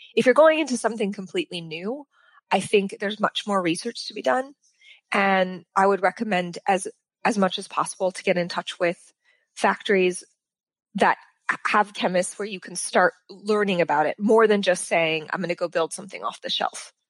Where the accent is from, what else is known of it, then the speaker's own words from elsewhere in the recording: Sacramento, California, United States; moved away as an adult; also born or lived in New York / Los Angeles; I grew up in Sacramento